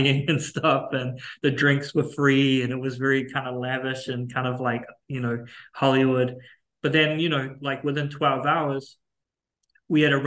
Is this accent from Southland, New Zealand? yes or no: no; Auckland, New Zealand; moved away as an adult; now in United States; the mentality that I grew up with in Auckland